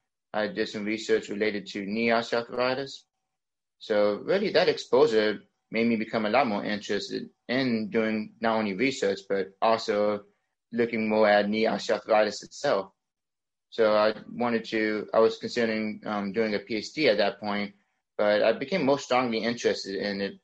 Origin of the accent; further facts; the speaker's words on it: Fayetteville, North Carolina, United States; I'm from Fayetteville, North Carolina originally. I was born and raised in North Carolina